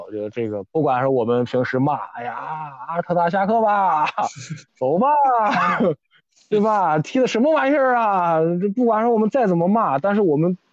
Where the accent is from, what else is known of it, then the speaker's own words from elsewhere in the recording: China; 我们中国人